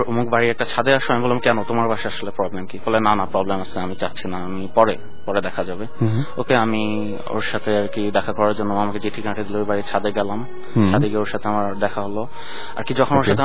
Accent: Wari, Dhaka Division, Bangladesh; আমি ওয়ারি

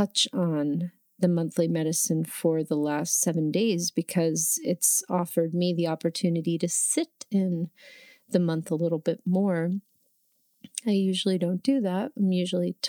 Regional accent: New Jersey, United States; moved away as an adult; also born or lived in New York; now in Oregon, United States; I grew up in New Jersey, right about 20 minutes outside of the Lincoln Tunnel in Manhattan

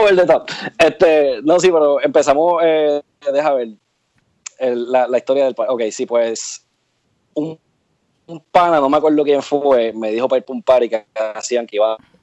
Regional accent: Barceloneta, Puerto Rico; also born or lived in Santurce, Puerto Rico / Arecibo, Puerto Rico; nací en Santurce, actually, en el Hospital del Maestro. Y me crié en Barceloneta, en un barrio que se llama Maguelles y viví casi toda mi vida en Arecibo

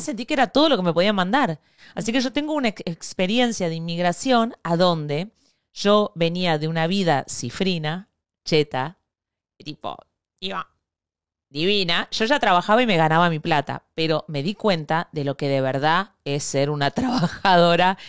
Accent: Argentina; moved away as an adult; also born or lived in Spain; Yo me fui de Argentina

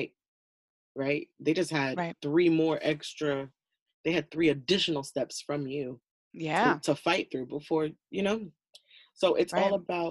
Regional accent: United States; I'm super American right now

